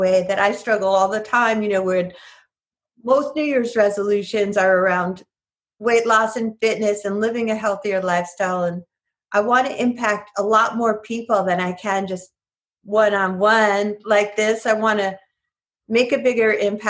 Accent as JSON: {"language": "English", "region": "New York", "country": "United States", "moved": "yes", "said": "I'm from New York originally"}